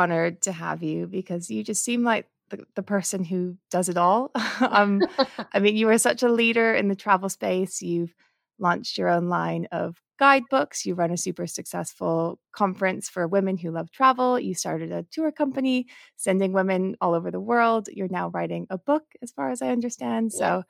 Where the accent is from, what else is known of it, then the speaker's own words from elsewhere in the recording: Maui, Hawaii, United States; I grew up on Maui, actually, and it was the kind of same experience of, you know, it's an amazing place to grow up, but it's also isolated in the middle of the Pacific Ocean.